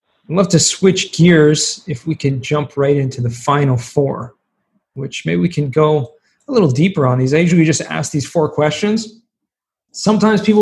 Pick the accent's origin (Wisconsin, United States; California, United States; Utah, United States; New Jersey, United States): California, United States; Southern; I'm from Southern California and I took 3 years of Spanish in high school